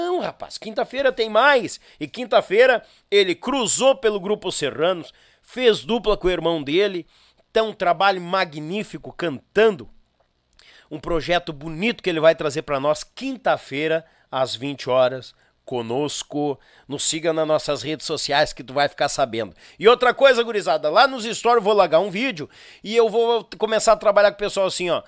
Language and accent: Portuguese; Gravataí, Rio Grande do Sul, Brazil; Ele que tinha um encontro com as filhas aqui em Porto Alegre, na Grande Porto Alegre, a gente é de Gravataí.